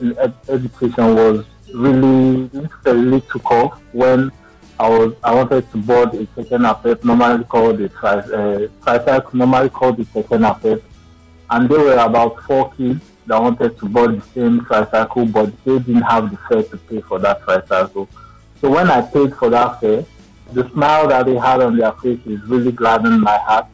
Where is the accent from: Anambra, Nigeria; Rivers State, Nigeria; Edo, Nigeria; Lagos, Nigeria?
Anambra, Nigeria; now in Abuja, Nigeria; I'm from Anambra State, residing in Abuja.